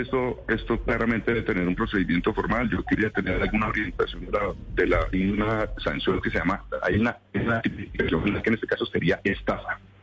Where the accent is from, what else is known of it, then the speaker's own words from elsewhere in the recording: Colombia; como colombianos